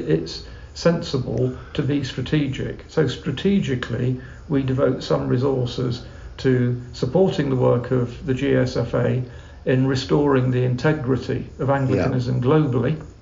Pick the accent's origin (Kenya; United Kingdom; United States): United Kingdom; England; as an Englishman